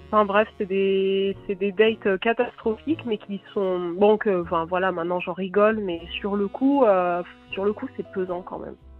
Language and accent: French; France; accent: French; mon accent français